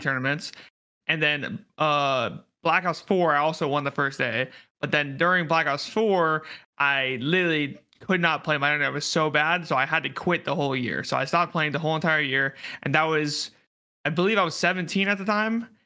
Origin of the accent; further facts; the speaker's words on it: Fairbanks, Alaska, United States; Fairbanks, Alaska